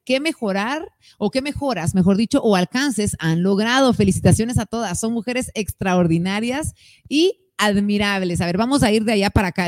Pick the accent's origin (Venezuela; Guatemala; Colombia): Guatemala